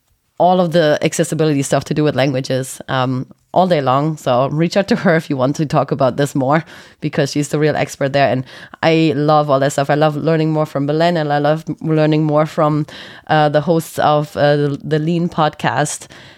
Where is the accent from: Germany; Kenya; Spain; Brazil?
Germany; moved away; also born or lived in Ireland; I'm a fake Irish and I lived there for a long time. And I'm a German disguised as an Irish person.